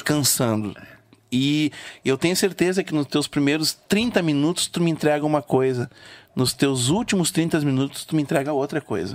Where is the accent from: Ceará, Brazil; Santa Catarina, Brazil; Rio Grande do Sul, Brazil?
Rio Grande do Sul, Brazil; sou gaúcho